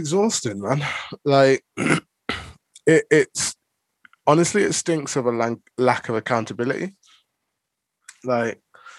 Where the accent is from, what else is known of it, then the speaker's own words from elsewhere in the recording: United Kingdom; I'm a British Nigerian.